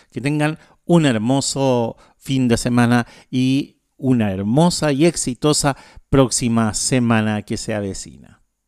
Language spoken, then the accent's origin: Spanish; Chile; now in Asunción, Paraguay; Yo soy chileno, no soy paraguayo